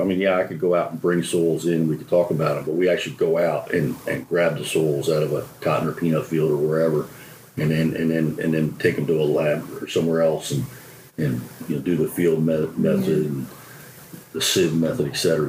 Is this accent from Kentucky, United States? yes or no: no; New Jersey, United States; moved away as an adult; also born or lived in Pennsylvania / Michigan; now in Georgia, United States; But I grew up in the South Jersey. And if you've been to New Jersey, you know the South is very south.